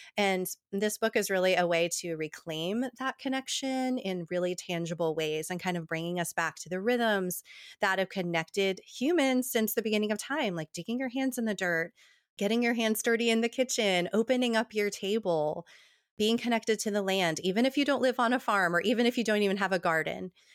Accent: New Jersey, United States; now in Tennessee, United States; I grew up in New Jersey, um, having these big, long table dinners with my Italian family

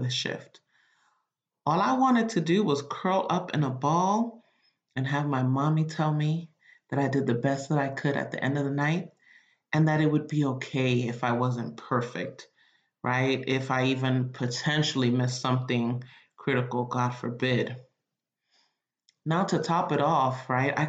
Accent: Nigeria; I'm Nigerian

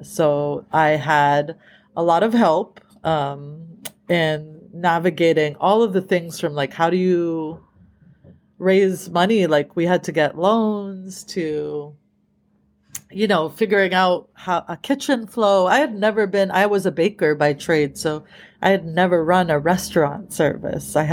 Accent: East Coast, United States; now in California, United States; that's what moved me out here to California. I was, I grew up in the East Coast

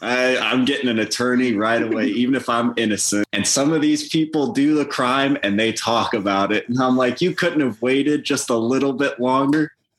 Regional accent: Heyworth, Illinois, United States; also born or lived in Belleville, Illinois; And then I, too, was born and raised in Heyworth, Illinois, the great metropolitan area. I attended Heyworth High School.

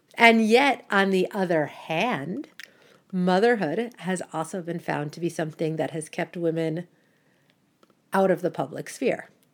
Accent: United States; moved away as an adult; also born or lived in Canada; now in Brussels, Belgium; I live in Brussels, Belgium, but I am originally American and I am also Canadian by marriage.

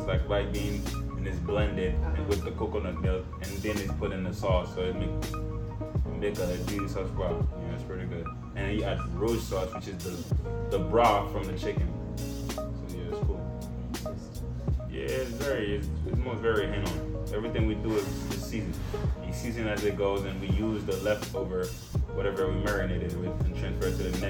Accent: Southern United States, United States; I feel like growing up in the South, they very try to strictize you on how you speak properly, you know.

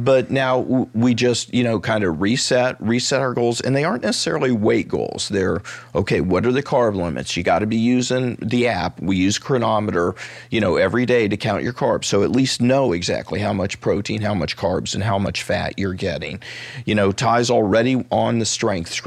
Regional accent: Columbus, Ohio, United States; I grew up in Columbus

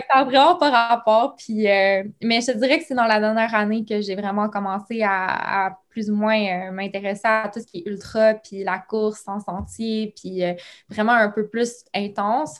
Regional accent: Ontario, Canada; also born or lived in Quebec; je suis née au Québec, mais j'ai grandi en Ontario, dans un petit village.

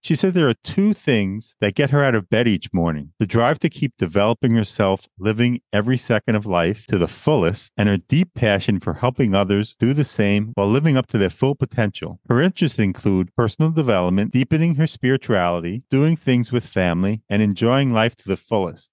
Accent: Long Island, New York, United States; born or raised there

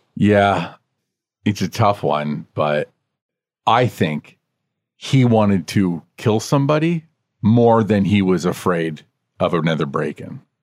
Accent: Canada

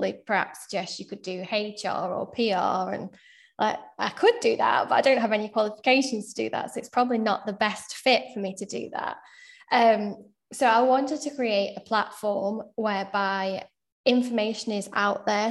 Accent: Sheffield, Yorkshire and the Humber, United Kingdom; moved away as an adult; now in Manchester, United Kingdom; I'm originally from Sheffield, now living in Manchester.

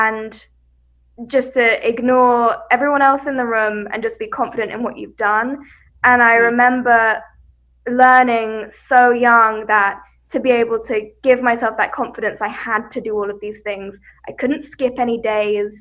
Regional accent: West Sussex, South East England, United Kingdom; I grew up in West Sussex in the UK, and I grew up in the countryside.

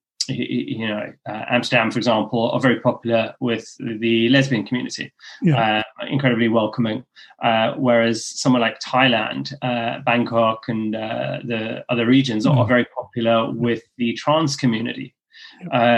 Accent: Cape Town, Western Cape, South Africa; moved away as an adult; also born or lived in Ireland; now in London, United Kingdom; what I grew up with in Cape Town

